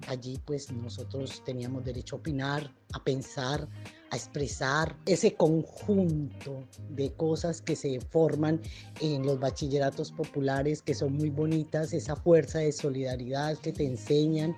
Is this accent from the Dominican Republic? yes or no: no; Colombia; moved away as an adult; also born or lived in Buenos Aires, Argentina; now in Argentina; soy de nacionalidad colombiana